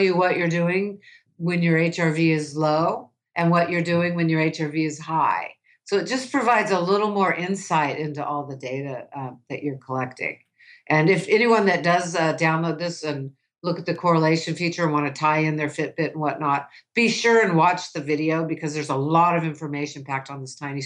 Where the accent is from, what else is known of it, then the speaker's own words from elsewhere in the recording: United States; I grew up in the United States as a woman